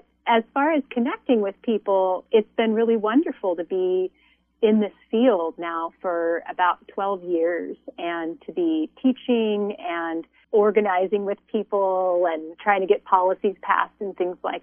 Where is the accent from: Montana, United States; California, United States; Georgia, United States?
Montana, United States; born or raised there; now in Santa Barbara, United States